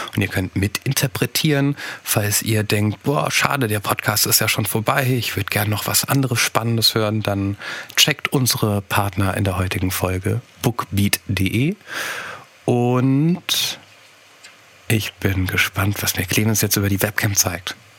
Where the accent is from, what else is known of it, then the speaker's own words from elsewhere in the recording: Rhenish Hesse, Rhineland-Palatinate, Germany; ich komme aus Reuhesse. Wir haben Probleme mit den Explosivlauten.